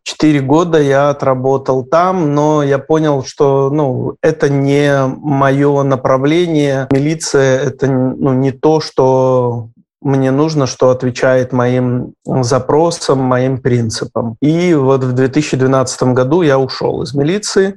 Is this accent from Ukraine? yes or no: no; Gomel, Gomel Region, Belarus; moved away; мне 17 лет, я мальчик из Гомеля, который только что закончил школу